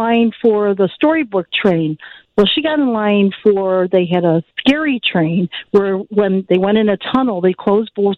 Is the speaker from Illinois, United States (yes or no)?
yes; Melrose Park, Illinois, United States; I grew up in Melrose Park